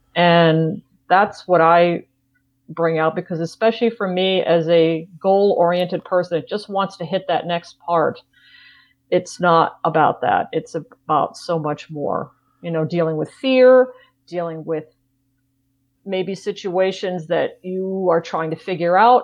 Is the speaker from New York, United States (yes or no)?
yes; New York, United States; moved away; I grew up in New York.